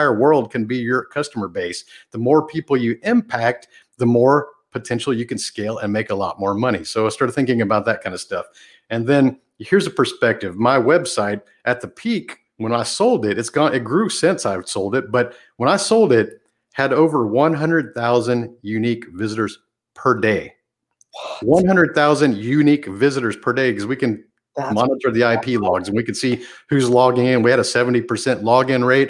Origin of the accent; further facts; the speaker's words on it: a small town outside of Houston, Texas, United States; the small town I grew up in outside of Houston